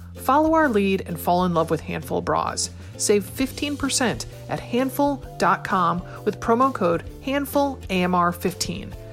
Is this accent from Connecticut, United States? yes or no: yes; Connecticut, United States; my home state of Connecticut